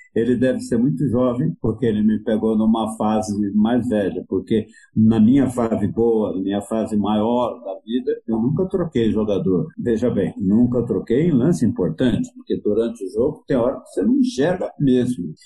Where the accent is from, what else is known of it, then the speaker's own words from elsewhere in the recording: Itumirim, Minas Gerais, Brazil; moved away; also born or lived in Lavras / São Paulo; Eu morava numa cidade que, onde eu nasci, que se chama Itumirim, e que devia ter, na época, mil habitantes